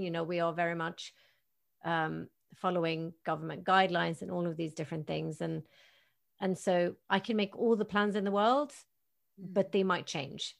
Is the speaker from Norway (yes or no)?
yes; Tromsø, Troms, Norway; moved away; my hometown of Tromsø